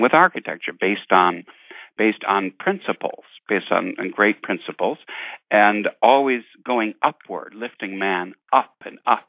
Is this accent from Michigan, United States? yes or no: yes; Detroit, Michigan, United States; growing up in Irish Catholic, Irish American Catholic family in Detroit in the fifties